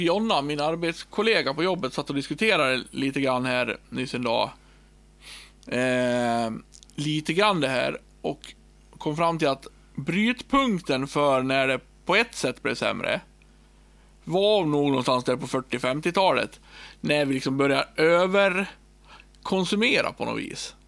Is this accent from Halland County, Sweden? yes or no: no; Björbo, Dalarna County, Sweden; now in Borlänge, Sweden; jag har levt så länge, tills jag var 29 år i Björbo